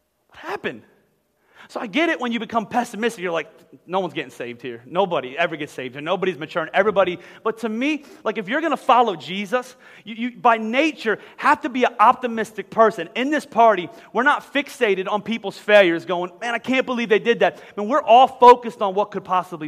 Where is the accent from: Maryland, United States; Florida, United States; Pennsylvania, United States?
Pennsylvania, United States; Boyertown; moved away as an adult; also born or lived in Philadelphia, Pennsylvania; I'm from Philly. I tell you about I was from Boyertown. I'm from Philly